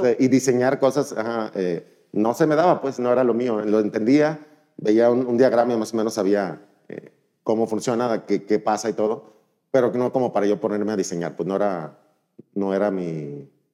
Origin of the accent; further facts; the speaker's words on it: Mazatlán, Sinaloa, Mexico; moved away as an adult; also born or lived in Monterrey; soy originario de Mazatlán